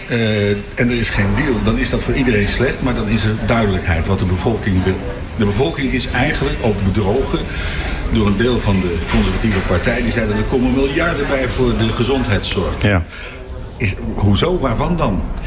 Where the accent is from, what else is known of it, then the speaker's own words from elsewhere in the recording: The Hague, South Holland, Netherlands; ik ben Hagenaar